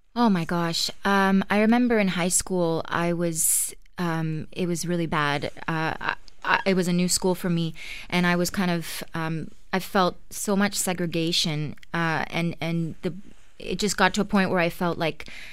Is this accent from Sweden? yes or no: no; Ottawa, Ontario, Canada; moved away as an adult; now in Toronto, Canada; I grew up in Ottawa, uh, big fat Greek family